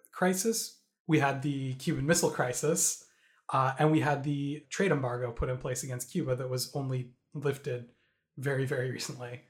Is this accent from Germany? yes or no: no; Canada; as a Canadian